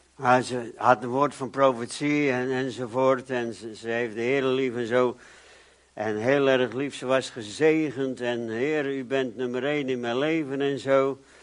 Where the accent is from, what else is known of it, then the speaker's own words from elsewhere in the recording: Netherlands; ik ben ook een Nederlander